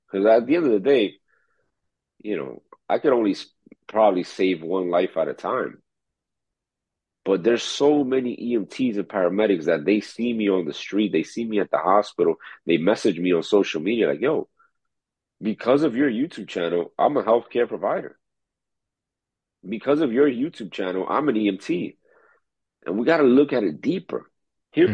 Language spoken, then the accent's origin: English; New York City, New York, United States; also born or lived in Dominican Republic; the same neighborhood I was raised in Corona, Queens